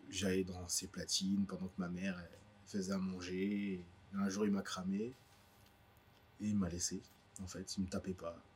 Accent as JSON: {"language": "French", "town": "Paris", "region": "Île-de-France", "country": "France", "tie": "born or raised there", "also_born_or_lived": "Guadeloupe", "moved": "yes", "said": "Paris. Ouais, j'ai grandi à Paris. J'ai fait mon école ici"}